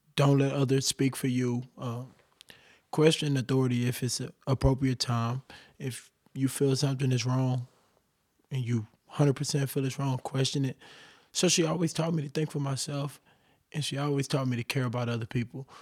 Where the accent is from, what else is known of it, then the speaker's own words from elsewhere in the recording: Beaumont, Texas, United States; I grew up, uh, right outside a small city by Houston, Texas called Beaumont, Texas